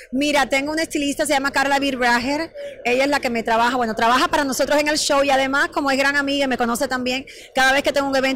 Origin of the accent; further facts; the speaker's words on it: Cuba; moved away as an adult; Mira, Cuba, imagínate, mi país natal, eh, vine ya grande, vine de 21 años, tengo ahora 44.